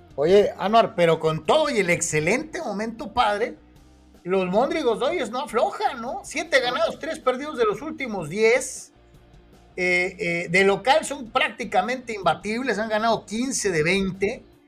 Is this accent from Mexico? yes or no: yes; Mexico; como mexicanos